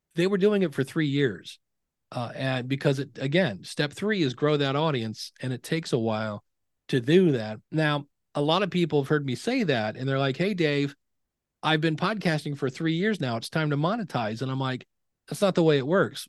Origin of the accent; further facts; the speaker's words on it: Akron, Ohio, United States; I grew up in Akron, Ohio. I'm actually right now back in the house I grew up